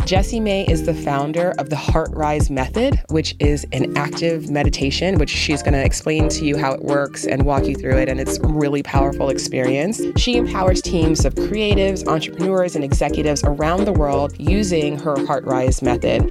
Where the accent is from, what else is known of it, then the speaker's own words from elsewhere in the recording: New York City, New York, United States; I'm from the Bronx